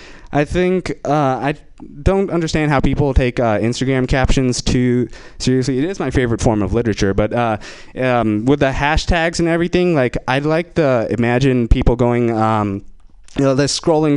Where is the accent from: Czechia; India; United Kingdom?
India; I'm Indian, and I will be exploiting that for this next joke.